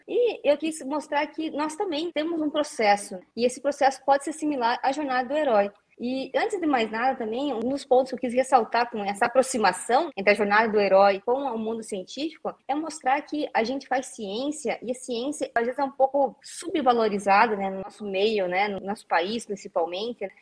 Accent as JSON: {"language": "Portuguese", "region": "interior of Paraná", "country": "Brazil", "moved": "as an adult", "lives_now": "Curitiba, Brazil", "said": "eu sou uma menina que vem do interior do Paraná, tá aqui em Curitiba"}